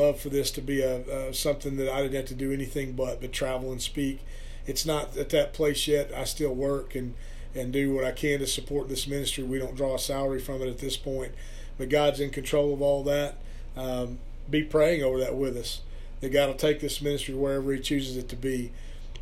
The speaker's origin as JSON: {"language": "English", "town": "Perkins", "region": "Oklahoma", "country": "United States", "tie": "born or raised there", "also_born_or_lived": "Stillwater", "said": "a youth pastor here in my hometown of Perkins"}